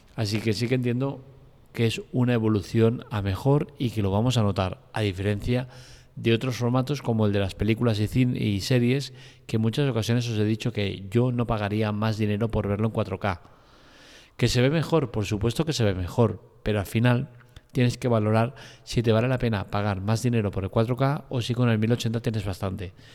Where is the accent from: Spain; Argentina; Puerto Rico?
Spain; soy español